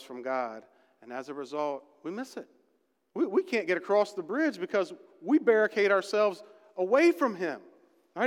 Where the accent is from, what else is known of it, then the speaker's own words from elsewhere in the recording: West Virginia, United States; I'm from West Virginia